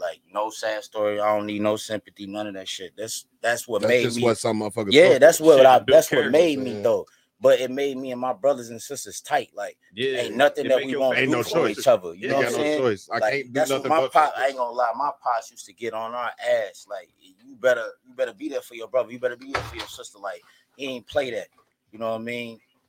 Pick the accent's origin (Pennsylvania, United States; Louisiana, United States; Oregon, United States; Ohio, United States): Ohio, United States; Cincinnati; I'm from Avondale. Hey, whoa, ho. Yeah, I'm saying, born and raised. I went to Rockdale K-6.